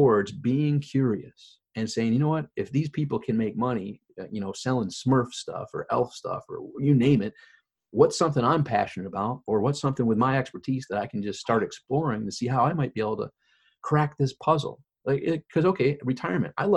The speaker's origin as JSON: {"language": "English", "town": "Rochester", "region": "New York", "country": "United States", "moved": "yes", "lives_now": "Florida, United States", "said": "I'm from Rochester, New York, and I live in Florida"}